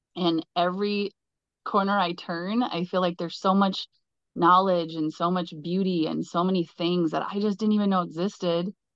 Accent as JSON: {"language": "English", "region": "Southwestern Minnesota", "country": "United States", "said": "I am from Southwestern Minnesota"}